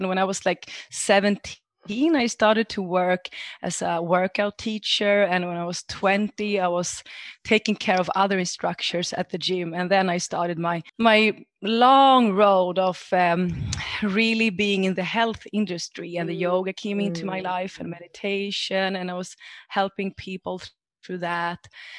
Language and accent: English; Greece; English is a second language; moved away; also born or lived in Sweden; But I grew up in Sweden. And when I was 5 years old, I moved down to Greece with my mother and father. My father is from Greece and my mother from Sweden. And it was like completely different world to be raised there.